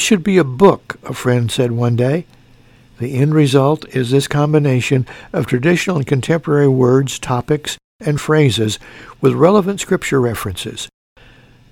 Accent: Mount Carmel, Illinois, United States; when I was in high school in my hometown of Mount Carmel, Illinois

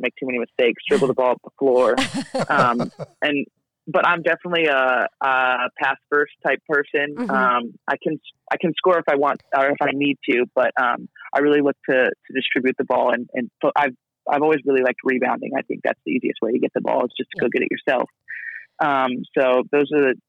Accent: Ohio, United States; now in Australia; I love being from Ohio, and I love, you know, my family. My whole family still lives over there, but I love being from Ohio, not, you know, necessarily living in Ohio

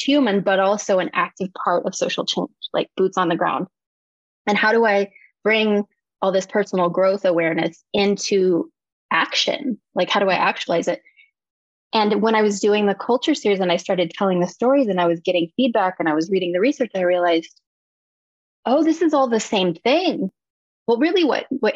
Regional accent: Eskridge, Kansas, United States; adjacent to a very small town, which was my mother's hometown of Eskridge, Kansas.

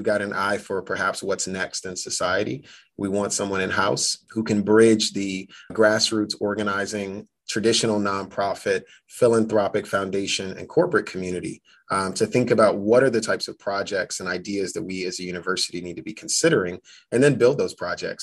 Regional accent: Chicago, Illinois, United States; the city I was born into

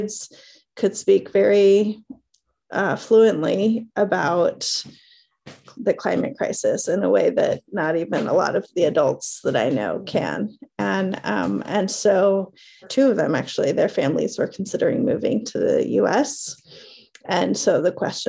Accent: Chico, California, United States; from a town called Chico, California, which is in Northern California

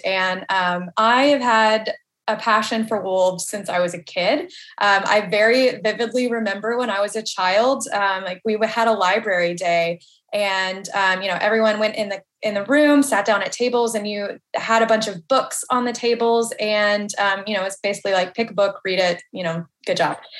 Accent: Nashville, Tennessee, United States; I'm born and raised in Nashville, Tennessee. I've been here my whole life.

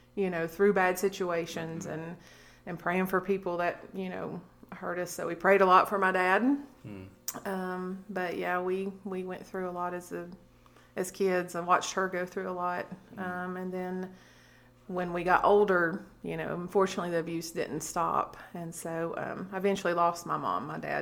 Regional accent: Corbin, Kentucky, United States; born or raised there; moved away as an adult; now in Alabama, United States

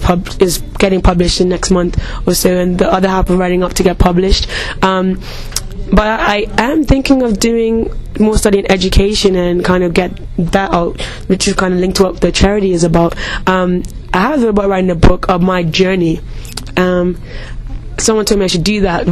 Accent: Bermuda; moved away as an adult; now in Leicester, United Kingdom; I was born and raised in Bermuda

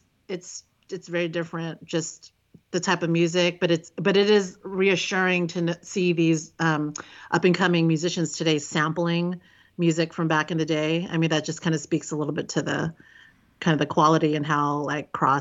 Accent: Vallejo, California, United States; I grew up in Vallejo

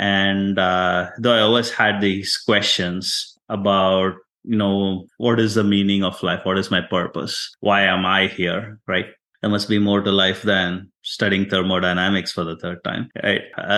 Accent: India; English is a second language; moved away as an adult; also born or lived in Houston, United States; now in United States; I am from India, an immigrant to the United States.

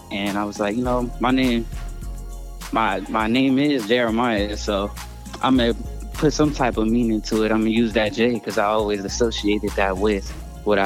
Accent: Long Beach, California, United States; I'm from Long Beach, California, born and raised

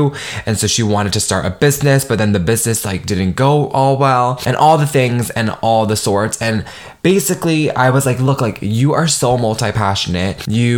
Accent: Nigeria; make my mark as a first gen and like as a Nigerian woman.

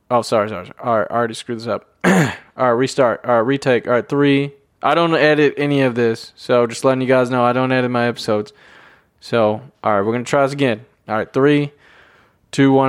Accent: Tennessee, United States; I'm from Tennessee

